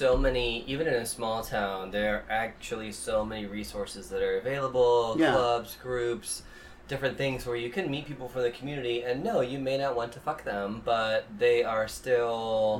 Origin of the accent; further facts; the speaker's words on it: Midwest, United States; I grew up in the Midwest